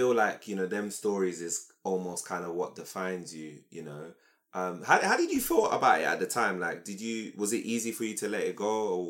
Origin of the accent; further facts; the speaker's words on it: London, United Kingdom; Yeah, I'm from South. I grew up in Camberwell.